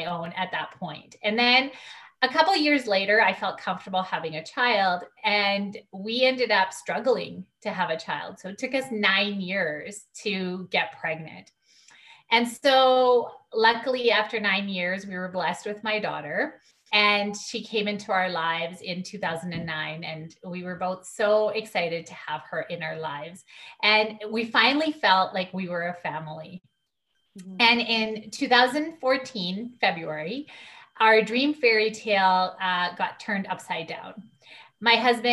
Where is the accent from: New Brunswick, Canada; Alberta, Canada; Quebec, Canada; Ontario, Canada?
Alberta, Canada; Calgary; Born and raised in Calgary. I've lived my whole life in Calgary.